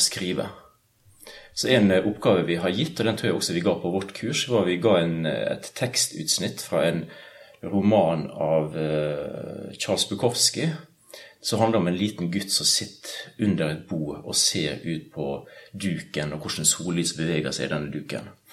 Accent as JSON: {"language": "Norwegian", "area": "Sunnmøre", "region": "Møre og Romsdal", "country": "Norway", "also_born_or_lived": "Bergen", "moved": "yes", "said": "Sunnmøre, der jeg kommer fra"}